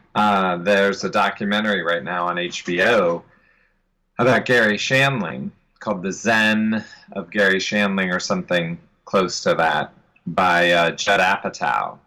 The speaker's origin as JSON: {"language": "English", "town": "Columbus", "region": "Ohio", "country": "United States", "said": "I'm from Columbus, Ohio, the home of Jack Hanna"}